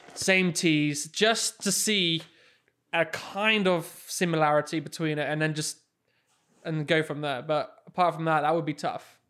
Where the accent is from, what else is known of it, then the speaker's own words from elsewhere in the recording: England, United Kingdom; moved away; the same course that I grew up on in England, Heather Tights